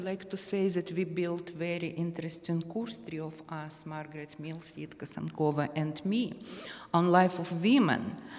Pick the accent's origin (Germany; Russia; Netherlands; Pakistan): Russia; Dagestan; now in United States; I was born in Islamic Republic of Dagestan, when many different nationalities exist